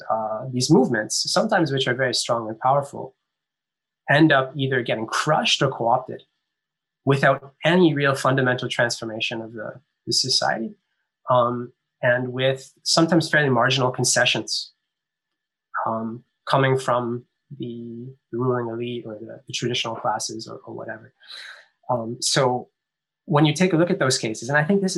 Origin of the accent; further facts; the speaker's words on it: Canada; I grew up in Canada